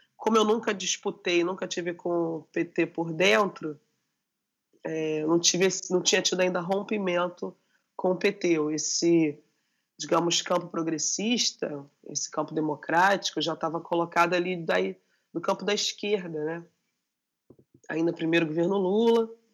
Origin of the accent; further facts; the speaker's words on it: Rio de Janeiro, Brazil; eu sou da Maré, a Maré no Rio de Janeiro é uma das grandes favelas, me reivindico enquanto favelada